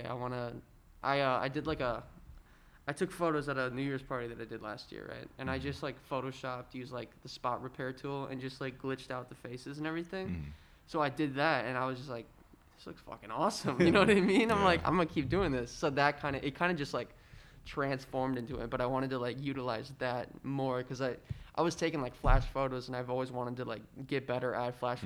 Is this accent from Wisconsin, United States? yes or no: yes; Oshkosh, Wisconsin, United States; I'm from Oshkosh, and I was quarantined in Oshkosh for a long time